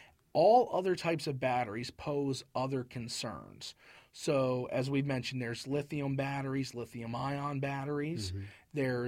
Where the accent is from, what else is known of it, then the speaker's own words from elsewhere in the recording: Harford County, Maryland, United States; moved away; I'm from Maryland.